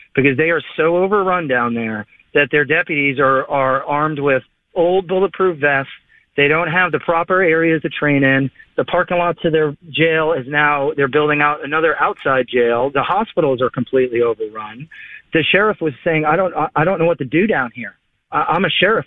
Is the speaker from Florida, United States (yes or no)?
yes; Palm City, Florida, United States; I'm from Palm City, Florida